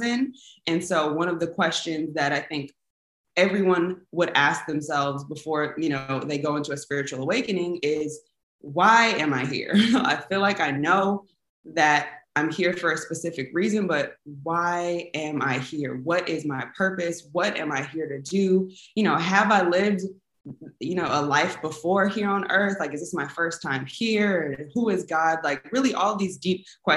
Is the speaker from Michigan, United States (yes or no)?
no; Inglewood, California, United States; also born or lived in San Francisco Bay Area, California; So I am from Los Angeles, California, specifically Inglewood, California. That is where I went to high school.